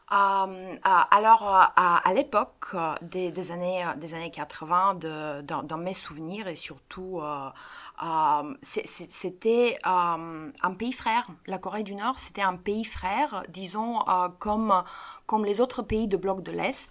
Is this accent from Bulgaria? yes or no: yes; Bulgaria; chez nous en Bulgarie